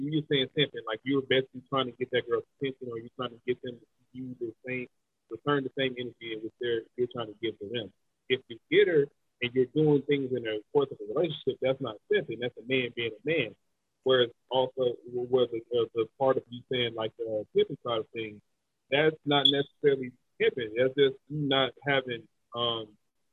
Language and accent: English; the South, United States; also born or lived in Milwaukee, Wisconsin; I was raised in the South